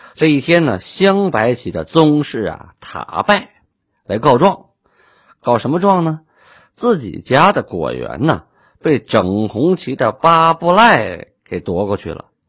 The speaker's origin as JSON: {"language": "Chinese", "town": "Shenyang", "region": "Liaoning", "country": "China", "said": "我是沈阳人嘛"}